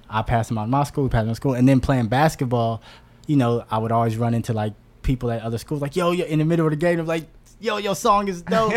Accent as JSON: {"language": "English", "town": "Oakland", "region": "California", "country": "United States", "tie": "born or raised there", "also_born_or_lived": "Los Angeles", "moved": "yes", "said": "I grew up in North Oakland"}